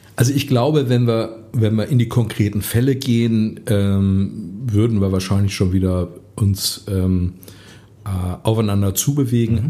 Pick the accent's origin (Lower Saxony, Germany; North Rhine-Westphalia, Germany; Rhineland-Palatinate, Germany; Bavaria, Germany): North Rhine-Westphalia, Germany; Essen; ich komme aus Essen, ich bin fürs Ruhrgebiet, ähm, bin Junge aus dem Pott